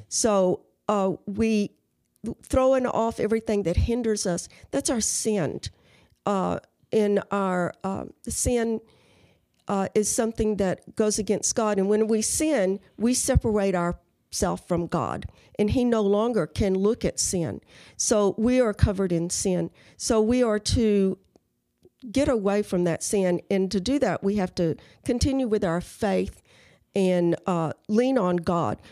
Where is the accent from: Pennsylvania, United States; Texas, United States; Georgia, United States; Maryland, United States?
Texas, United States; Carrizo Springs; moved away as an adult; I was born in Carrizo Springs